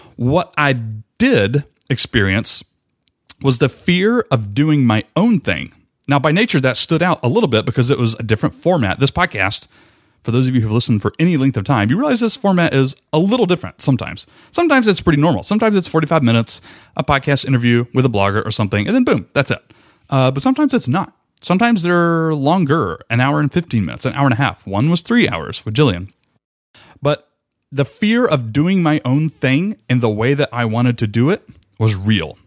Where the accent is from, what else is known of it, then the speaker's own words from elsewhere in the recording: Rome, Georgia, United States; I ended up moving back to my hometown of Rome, Georgia, where I was born and raised